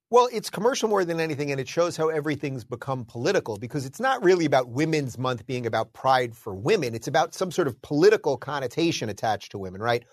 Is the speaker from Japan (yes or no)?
no; New York, United States; moved away as an adult; also born or lived in Los Angeles; now in Florida, United States; I'm originally a New Yorker.